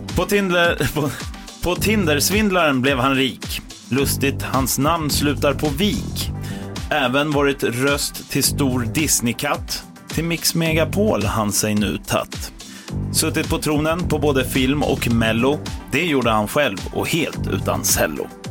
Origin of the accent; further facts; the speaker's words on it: London, United Kingdom; now in Sweden; jag född i London